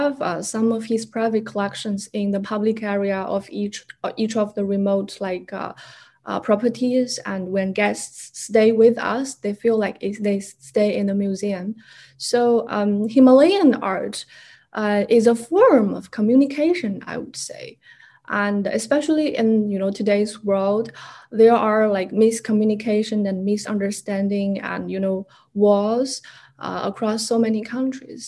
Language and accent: English; Shangri-La, Yunnan, China; now in New York, United States; I go back to Shangri-La, my hometown